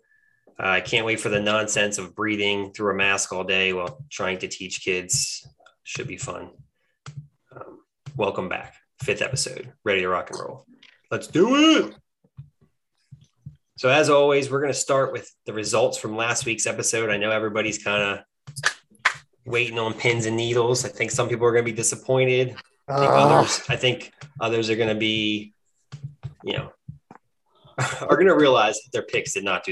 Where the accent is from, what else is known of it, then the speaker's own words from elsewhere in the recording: New Jersey, United States; I'm from Jersey